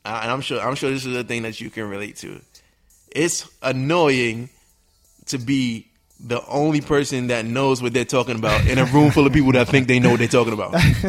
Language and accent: English; New York City, New York, United States; I'm a young man. I'm from New York City, born and raised.